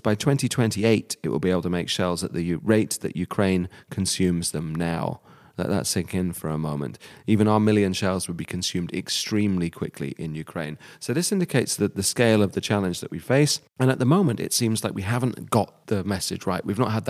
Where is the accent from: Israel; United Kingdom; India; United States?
United Kingdom; now in Germany; Well, you said it's my home country, the UK. Being a ruthless cosmopolitan, I have at least three home countries, and we're here in one of the others of them, Germany.